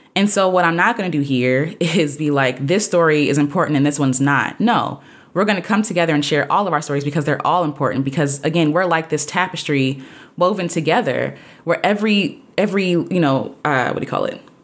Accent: United States; I'm an American, so my people got here by way of the Atlantic sla-, slave trade

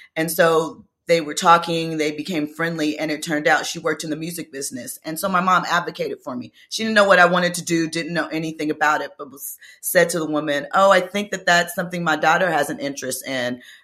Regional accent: Los Angeles, California, United States; growing up in Los Angeles

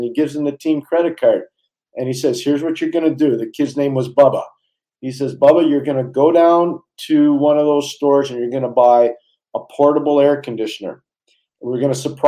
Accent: Montreal, Quebec, Canada; growing up in Montreal.

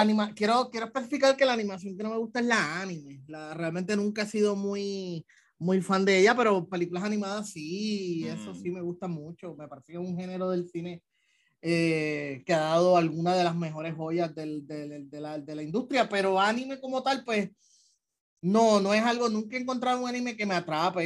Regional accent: Puerto Rico; los puertorriqueños tenemos en común con, con el resto de Latinoamérica

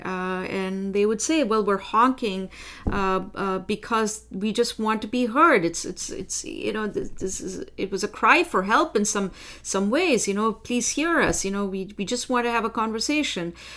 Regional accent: India; now in Ottawa, Canada; I am originally from India

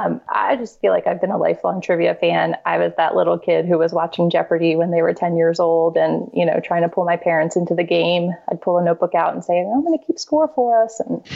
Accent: Virginia, United States; now in Philadelphia, United States; I'm originally from Virginia, but have been living in Philly for the past decade plus.

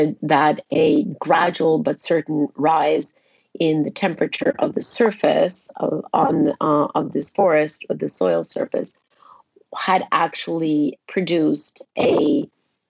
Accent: Costa Rica; When I was very young, under the age of 10 or maybe 10, I traveled with my parents who were politicians and traveled with them to every corner of my home country, Costa Rica

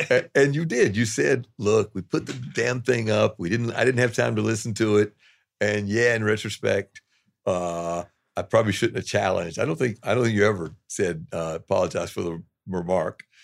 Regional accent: the South, United States; moved away; also born or lived in New York; I'm a Southerner

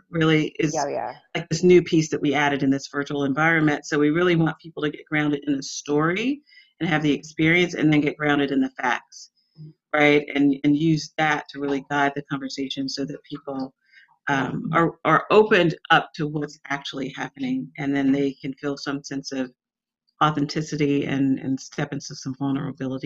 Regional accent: Atlanta, Georgia, United States; I grew up in Atlanta

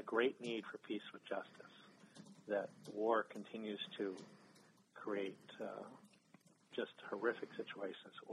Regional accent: Ridgefield, Connecticut, United States; I grew up in Ridgefield, Connecticut

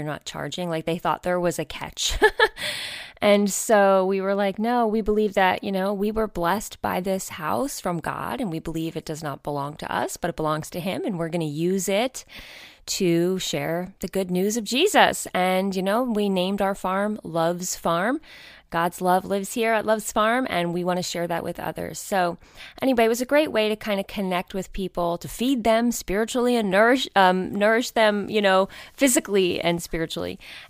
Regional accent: New York, United States; We did not grow up in the country. I grew up right outside of New York City.

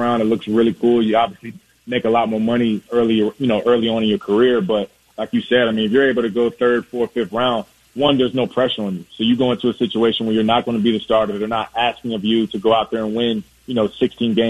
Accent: Virginia Beach, Virginia, United States; I'm from Virginia Beach, so I grew up watching you play

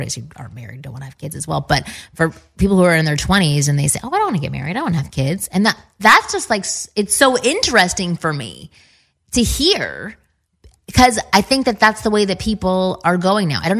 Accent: Toronto, Ontario, Canada; I'm from Toronto as well

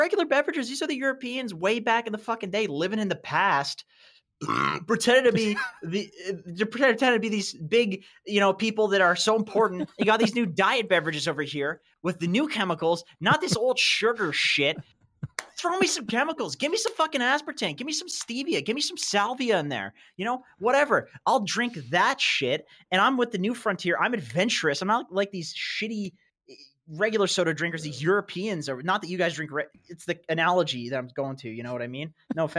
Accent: Canada; I'm Canadian. You fucking Danish.

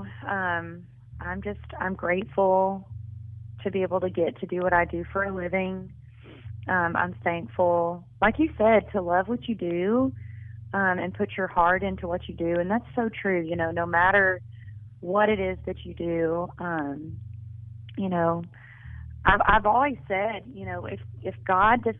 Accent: Florence, Alabama, United States; moved away as an adult; now in Nashville, United States; in my hometown

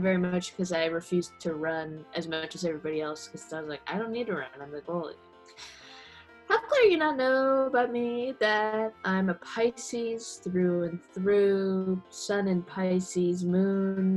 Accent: San Jose, California, United States; moved away; I'm from San Jose, California, but also did you know that everyone in my family is also from San Jose, California

